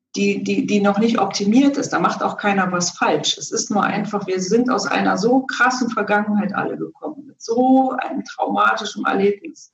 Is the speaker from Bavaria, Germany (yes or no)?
no; Berlin, Germany; ich bin ja selber in, in Ostberlin groß geworden